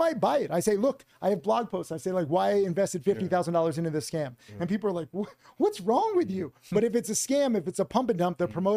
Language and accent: English; Connecticut, United States; moved away; also born or lived in Miami; I grew up in Connecticut.